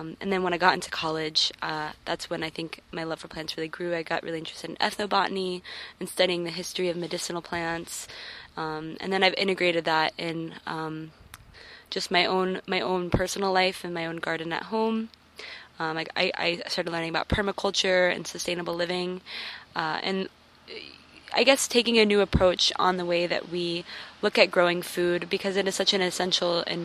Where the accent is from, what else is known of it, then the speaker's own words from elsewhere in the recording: Orlando, Florida, United States; I'm from Orlando, Florida. I am, Florida-born and raised